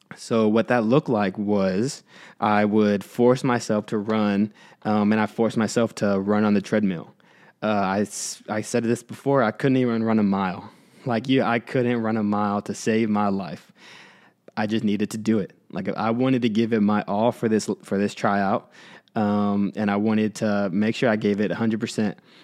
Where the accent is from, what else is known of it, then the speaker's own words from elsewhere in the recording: Houston, Texas, United States; I grew up in Houston, so you can imagine how competitive that market was in a big city like Houston.